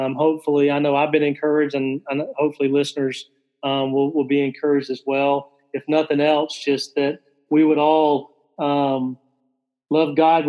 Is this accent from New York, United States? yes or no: no; Alabama, United States; I'm from Alabama